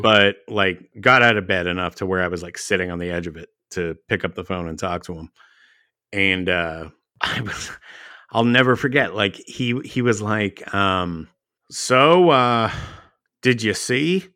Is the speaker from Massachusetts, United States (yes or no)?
no; Dallas, Texas, United States; I grew up in Dallas